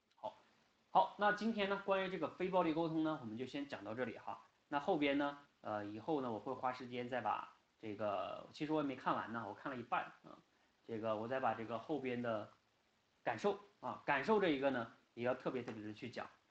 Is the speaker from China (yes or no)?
yes; China; 我们中国人不仅仅是中国人啊